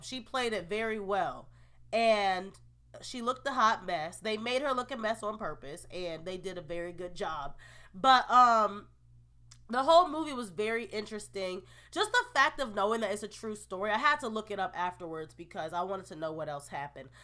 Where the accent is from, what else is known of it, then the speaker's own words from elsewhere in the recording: Marlton, New Jersey, United States; I grew up in Marlton, New Jersey.